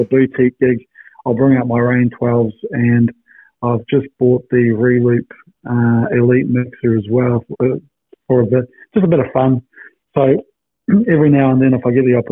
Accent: New Zealand; now in Perth, Australia; I'm a Kiwi boy

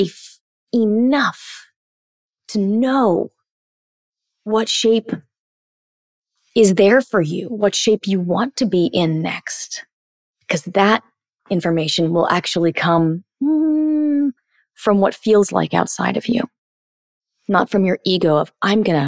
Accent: United States; I'm 38 and I'm an empowered woman and I'm from America

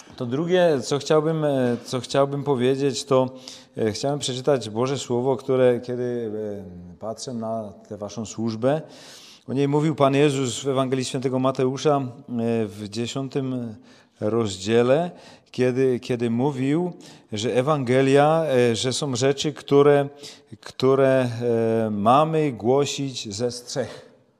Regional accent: Czechia; u nas w Czechach już tego nie ma. My są potomkami Husa

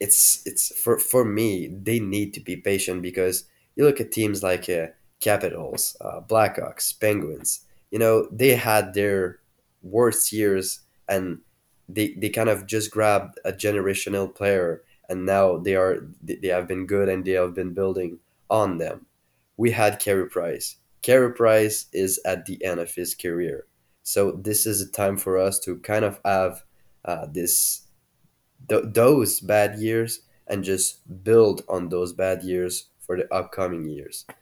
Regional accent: Quebec, Canada; I am from Quebec

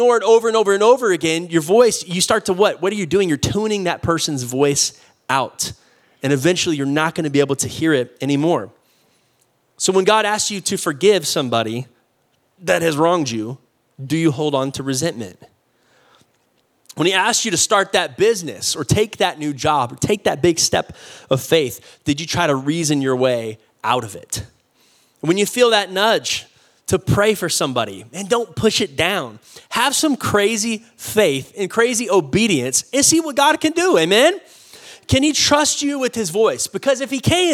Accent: Austin, Texas, United States; also born or lived in Oklahoma; I'm from Austin

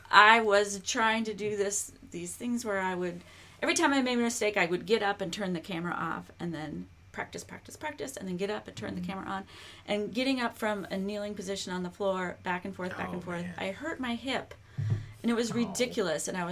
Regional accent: Minnesota, United States; now in Kentucky, United States; I'm from Minnesota.

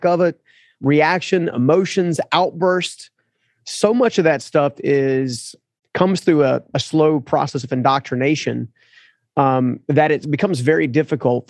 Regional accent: United States; as an American culture

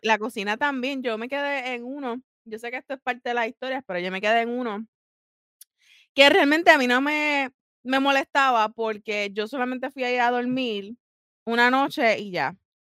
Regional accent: Puerto Rico; moved away; yo soy boricua, pero a mí ya se me cayó la piel de boricua

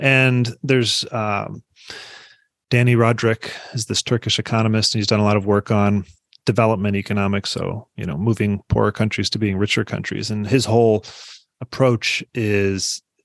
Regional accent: Iowa City, Iowa, United States; also born or lived in Des Moines, Iowa; I grew up in Iowa City, and we have one of his Carnegie's libraries

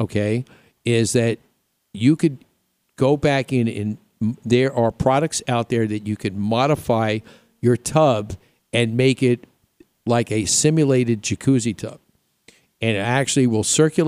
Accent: New York, United States; I grew up in New York

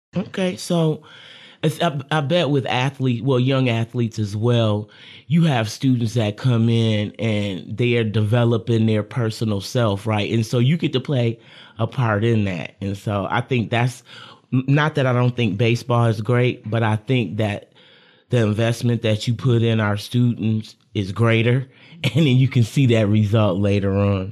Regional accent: Lansing, Michigan, United States; I'm a Lansing local

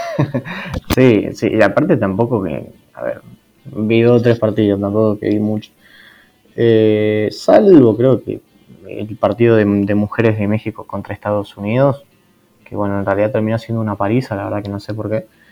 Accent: Argentina; yo soy de Argentina

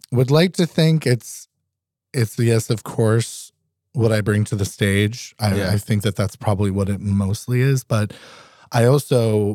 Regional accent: New England, United States; now in Alaska, United States; You know, we're all from New England originally and they loved it up here.

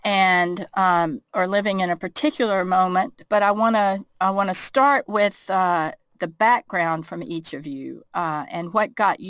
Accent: near Goldsboro, North Carolina, United States; the Reverend William Barber from Goldsboro, North Carolina, down the road from my hometown where I grew up

